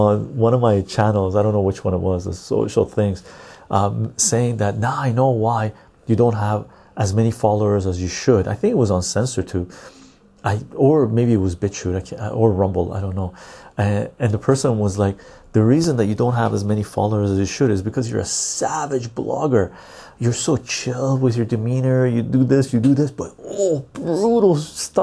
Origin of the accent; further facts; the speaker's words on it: Canada; I'm Canadian.